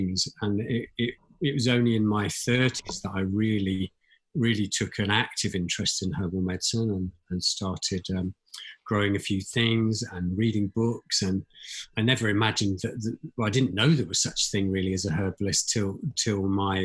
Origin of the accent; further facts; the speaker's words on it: Midlands, United Kingdom; moved away as an adult; also born or lived in South East England; I was born in Southeast England, but grew up in the middle of England, the Midlands.